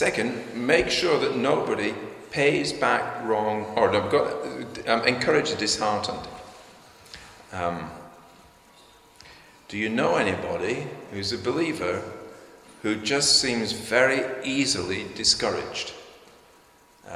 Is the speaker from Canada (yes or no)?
no; United Kingdom